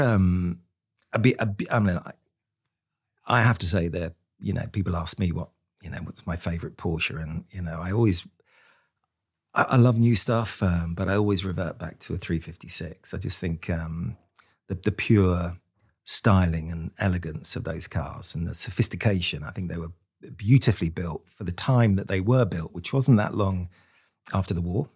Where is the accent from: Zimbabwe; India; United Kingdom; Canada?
United Kingdom; Luton, East of England; I was born in Luton in, in kind of nineteen sixty